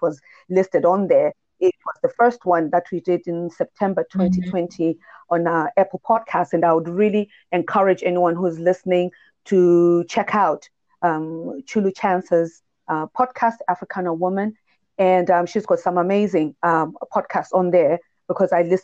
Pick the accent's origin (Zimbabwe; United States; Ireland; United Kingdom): Zimbabwe; coming from Zimbabwe, I do know and remember that there has been this culture